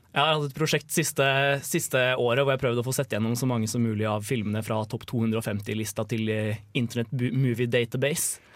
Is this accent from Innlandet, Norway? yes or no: yes; Lillehammer, Innlandet, Norway; jeg kommer fra Lillehammer